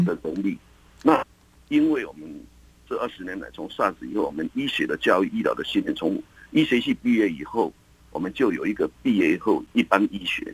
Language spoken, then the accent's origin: Chinese; Taiwan; 我们台湾人